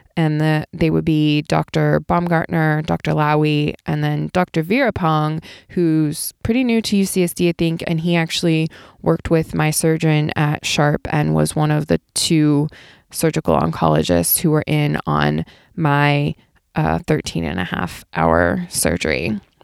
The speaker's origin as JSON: {"language": "English", "region": "Ohio", "country": "United States", "tie": "born or raised there", "moved": "yes", "lives_now": "Southern California, United States", "said": "I grew up in Ohio"}